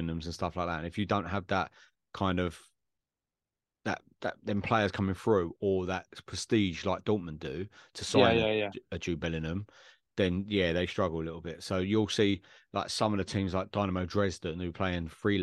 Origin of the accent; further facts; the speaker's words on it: England, United Kingdom; England, Ouspol, Wimbledon